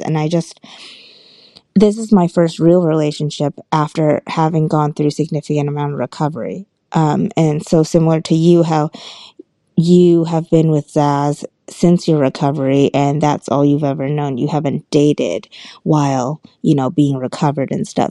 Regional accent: Boston, Massachusetts, United States; now in Seattle, United States; I'm originally from Boston, but I currently reside in Seattle.

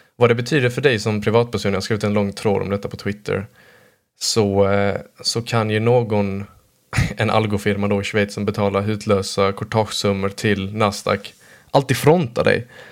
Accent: Blekinge, Sweden; jag födde på och uppvuxen här i Blekinge närmare bestämt

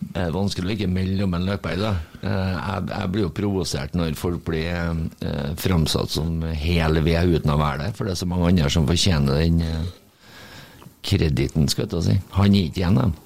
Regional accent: Trøndelag, Norway; som trønder

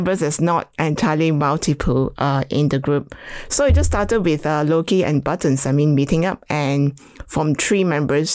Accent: Malaysia; moved away; I was born in Malaysia, grew up basically with loads of dogs

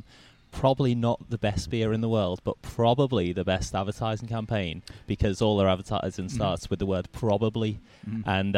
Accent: United Kingdom; moved away as an adult; now in Australia; being British

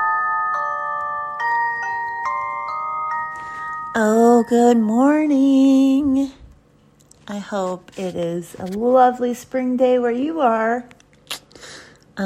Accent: the South, United States; I grew up in the South

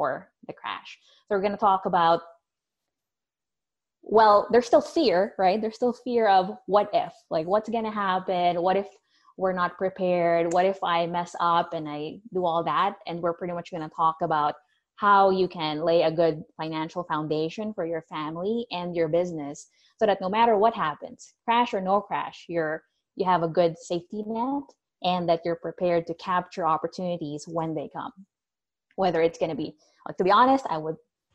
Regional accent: Philippines; now in Florida, United States; I'm originally from the Philippines

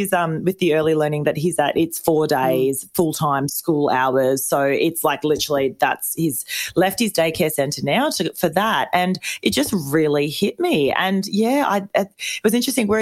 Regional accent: Melbourne, Victoria, Australia; we're from Melbourne, but it's usually four seasons in a day

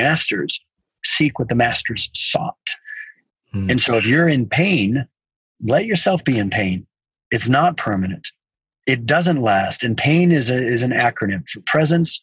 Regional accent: South Texas, United States; I grew up in South Texas

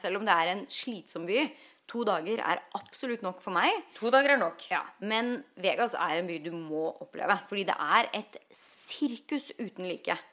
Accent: Norway; moved away as an adult; now in Los Angeles, United States; når nordmenn flytter til LA, så ender vi opp med å bli

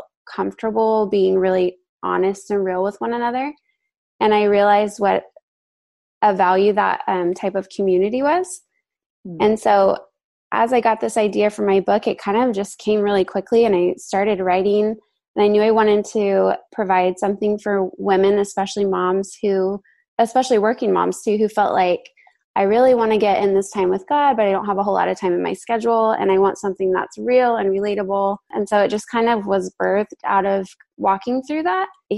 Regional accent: Central Valley of California, United States; moved away as an adult; now in San Luis Obispo, United States; originally I am from the Central Valley of California and we just recently moved to the Central Coast. So I'm in a town called San Luis Obispo

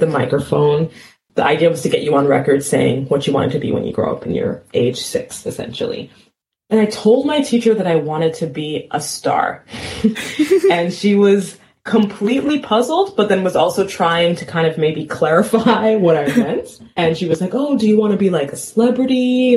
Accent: New York City, New York, United States; moved away; I was born in New York City, and I lived in a part of town called Cambria Heights, Queens, in my formative years

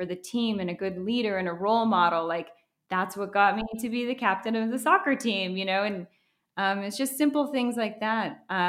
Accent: Minnesota, United States; also born or lived in Boca Raton, United States; And so I was born in Florida, in Boca Raton. I'm Colombian. My whole paternal side of my family lives in Colombia. But my parents got a divorce when I was 18 months old. And so my mom moved back to live with her sister in Minnesota.

